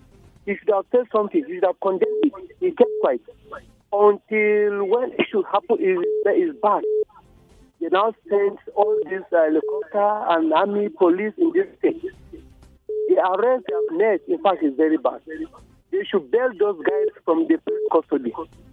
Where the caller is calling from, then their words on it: Jos, Plateau, Nigeria; I'm calling from Congo Russia.